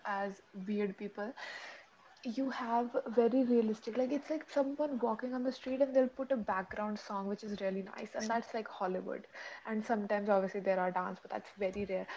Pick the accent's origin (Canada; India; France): India; we as Indians